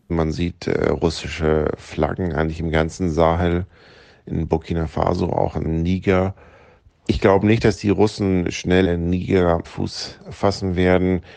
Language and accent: German; Germany; Ich bin Deutscher